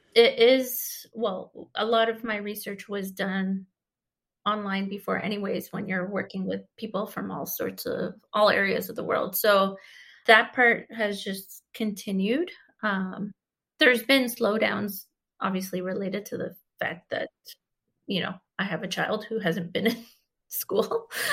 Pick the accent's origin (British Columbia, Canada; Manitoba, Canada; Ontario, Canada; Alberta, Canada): Ontario, Canada; Grand River, near Lake Erie; I grew up, like, close to Lake Erie and in one of the tributaries, the Grand River. I grew up on the Grand River